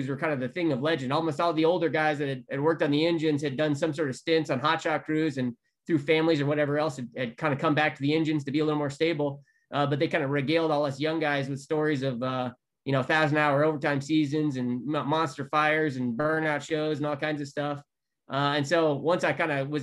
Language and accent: English; Colorado Springs, Colorado, United States; I grew up in Colorado Springs